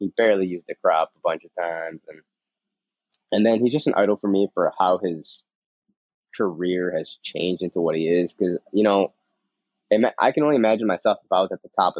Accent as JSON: {"language": "English", "region": "New York", "country": "United States", "first_language": "Spanish", "second_language": "English", "said": "I love being in New York. You know, I'm a New Yorker, and I stand for New York."}